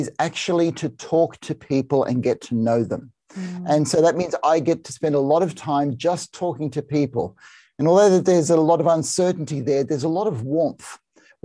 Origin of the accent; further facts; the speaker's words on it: Australia; I'm a psychiatrist and I'm Australian